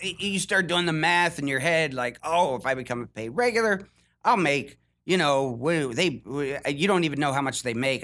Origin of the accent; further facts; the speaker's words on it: Ohio, United States; moved away as an adult; I'm from Ohio